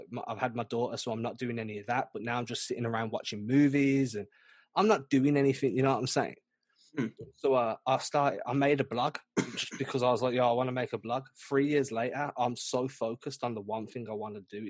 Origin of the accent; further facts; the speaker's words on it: England, United Kingdom; My best friend who I grew up with in England since we were like 2 years old